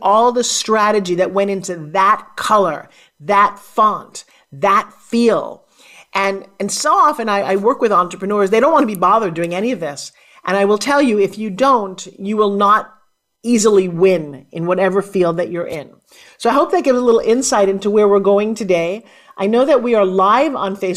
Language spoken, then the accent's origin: English; New York, United States; accent: New Yorker; I'm from New York. If you ask me to talk like I come from here, I definitely sound like I'm a New Yorker.